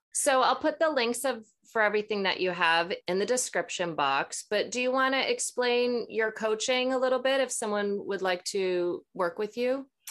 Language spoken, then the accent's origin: English; Maple Grove, Minnesota, United States; also born or lived in Ely, Minnesota; when I was six, my parents moved to Maple Grove right outside of Minneapolis